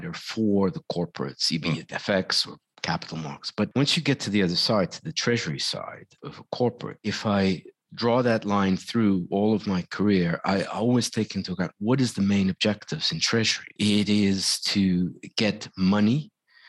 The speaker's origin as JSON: {"language": "English", "country": "Netherlands", "moved": "yes", "said": "I'm from Holland originally"}